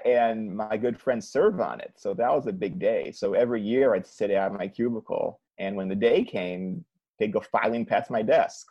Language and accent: English; Cleveland, Ohio, United States; moved away; I'm from Cleveland